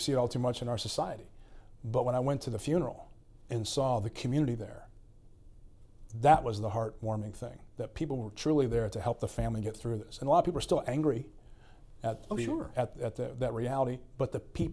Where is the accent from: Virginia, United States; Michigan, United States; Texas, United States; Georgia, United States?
Virginia, United States; Staunton; someone in my hometown of Stanton will refer to our house that I grew up